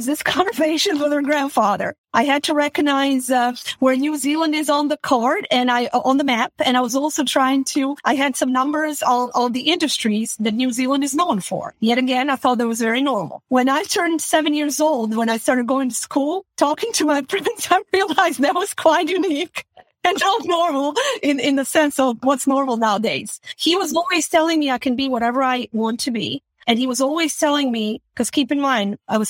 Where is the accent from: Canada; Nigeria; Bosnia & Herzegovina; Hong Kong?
Bosnia & Herzegovina; Sarajevo; I was born and raised in Bosnia, Sarajevo, former Yugoslavia